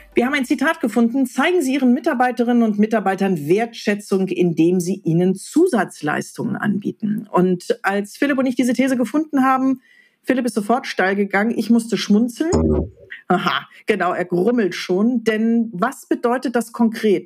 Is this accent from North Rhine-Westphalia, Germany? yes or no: yes; Ruhr area, North Rhine-Westphalia, Germany; wir im Ruhrgebiet